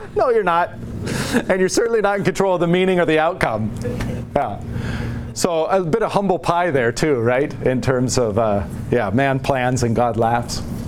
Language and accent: English; United States; as an American